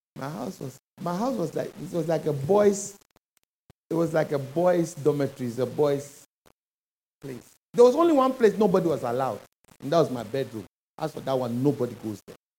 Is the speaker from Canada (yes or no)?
no; Ghana; moved away as an adult; When I moved from Ghana here